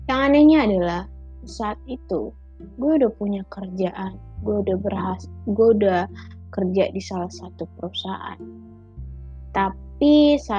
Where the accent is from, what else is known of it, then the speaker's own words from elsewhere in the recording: Medan, North Sumatra, Indonesia; now in Jakarta, Indonesia; sebelum nyokap gue ke Jakarta gue kan anak rantau dari Medan gitu